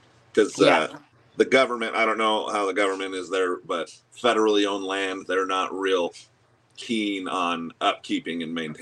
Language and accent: English; Eastern Washington, United States; also born or lived in Seattle, Tacoma area; No, I'm from Eastern Washington. Originally, I lived over in the Seattle, Tacoma area.